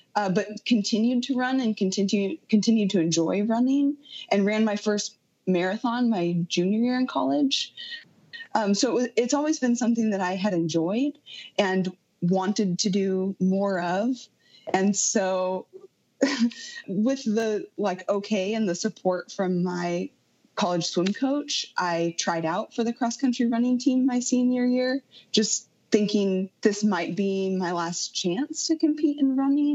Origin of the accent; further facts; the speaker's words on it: Southwest Washington, United States; moved away as an adult; also born or lived in Fairbanks, Alaska; I grew up in Southwest Washington